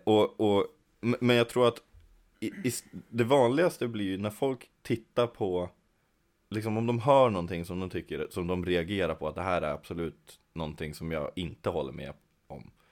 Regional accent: Kännåsen, Jämtland, Sweden; Jag kommer utanför Östersund. Eh, från en liten by som heter Kännåsen

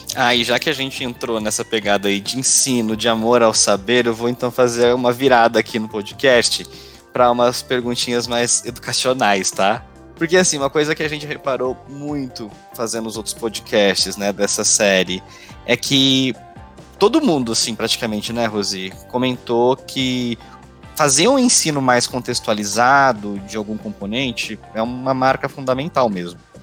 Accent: Brazil; first language Portuguese; o nosso português aqui no Brasil

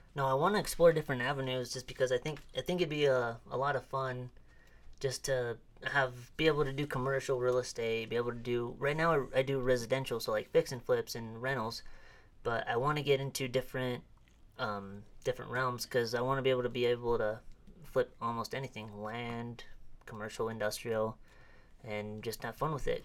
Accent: Arimo, Idaho, United States; I grew up not too far from here

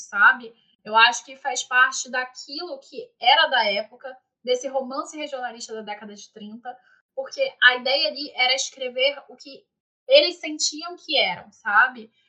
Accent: Rio de Janeiro, Brazil; Eu, eu sou carioca, então assim, eu sou aqui do Rio

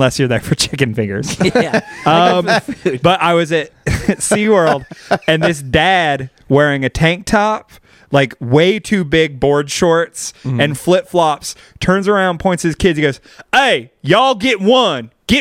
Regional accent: Bakersfield, California, United States; accent: slight drawl; a very aggro, entitled hillbilly from Bakersfield, which is my hometown.

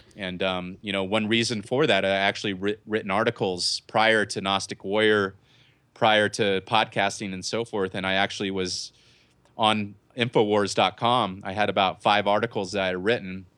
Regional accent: Southern California, United States; I'm from Southern California

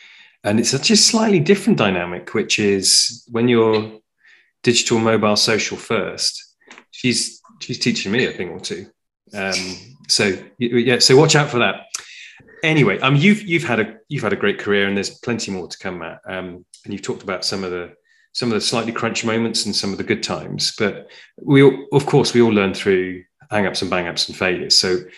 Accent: Glasgow, Scotland, United Kingdom; born there; I was born in Glasgow.

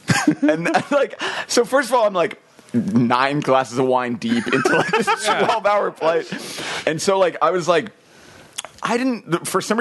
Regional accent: United States; being American

